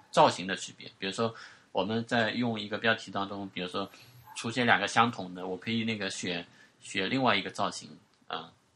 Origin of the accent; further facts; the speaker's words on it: China; accent: Wu; 我们方言的，就是那个， 那个吴语当中方言